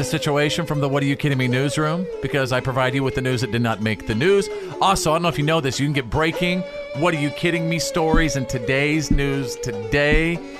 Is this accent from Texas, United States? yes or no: yes; North Texas, United States; I'm from North Texas.